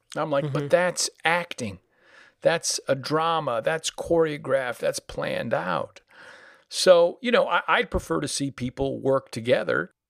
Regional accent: Danbury, North Carolina, United States; accent: southern; moved away as an adult; also born or lived in Connecticut; now in New York, United States; I'm an adopted son of North Carolina, and I arrived there when I was around seven. Formative language years were in Connecticut, which is why, unless I'm down there, I usually don't have a southern accent

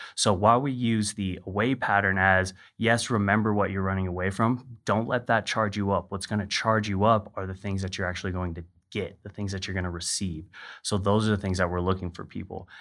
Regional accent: Hawaii, United States; I grew up in Hawaii

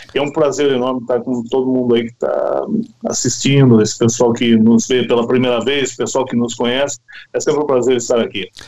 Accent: Santa Bárbara d'Oeste, São Paulo, Brazil; eu fui para o interior paulista, porque eu sou de Santa Bárbara do Oeste

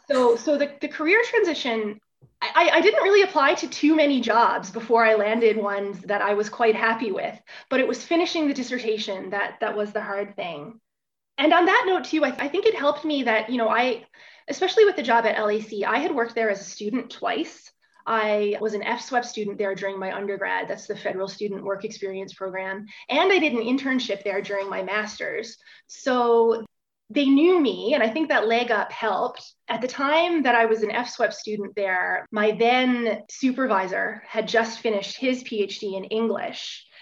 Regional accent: Bonavista, Newfoundland and Labrador, Canada; moved away as an adult; I grew up in Outport, Newfoundland, in a small town called Bonavista, about 3,500 people

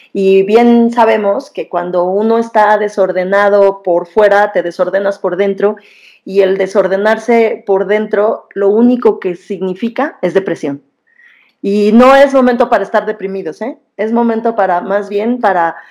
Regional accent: Mexico; somos mexicanos

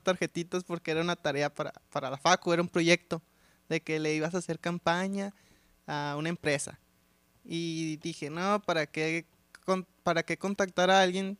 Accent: Monterrey, Nuevo León, Mexico; somos como muy orgullosos los regios de ser regios

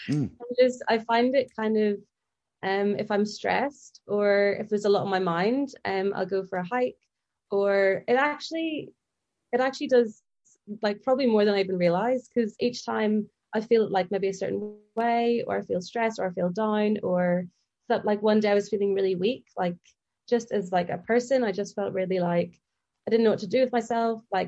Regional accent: near the Mourne Mountains, Northern Ireland, United Kingdom; also born or lived in England; I'm from kind of near the Mourne Mountains in Northern Ireland. So my family kind of lived down that area, and we've been able to see the mountains for years, just since we've lived there from our kitchen

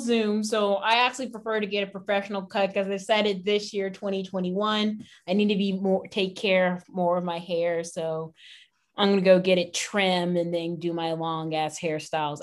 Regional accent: Houston, Texas, United States; we're from Houston

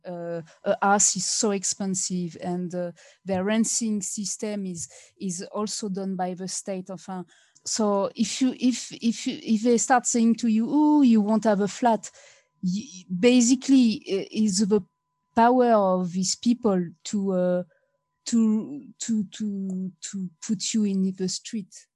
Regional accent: France; English is a second language; moved away; I'm come from France

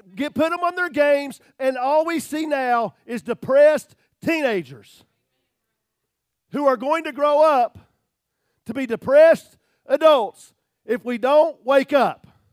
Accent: United States

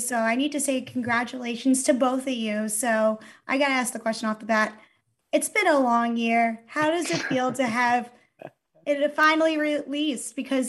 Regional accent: New Jersey, United States; I'm from New Jersey

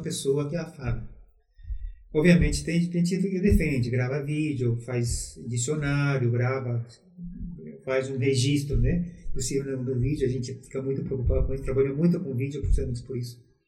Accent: Paraguay; also born or lived in Brazil; now in Foz do Iguaçu, Brazil; eu nasci no Brasil, mas fui criado no Paraguai

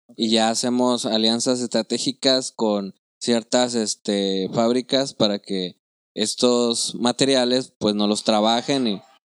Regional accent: Chiapas, Mexico; moved away; also born or lived in Nuevo León; yo soy de Chiapas

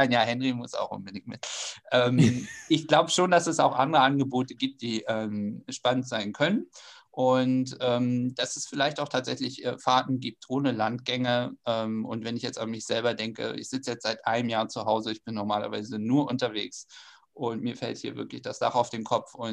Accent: Schleswig-Holstein, Germany; Ich komme aus Schleswig-Holstein, aber selbst für mich hat das ganz, ganz viel Spaß gemacht

